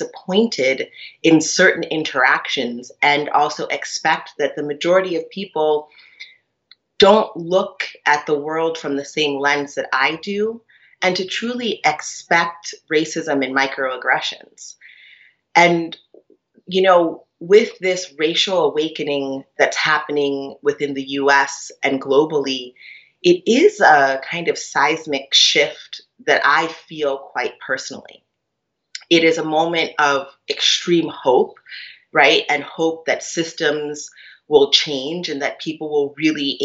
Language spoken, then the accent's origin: English; Cambridge, Massachusetts, United States; moved away; also born or lived in New York; I grew up in Cambridge, Massachusetts at the time when, you know, it was pretty radical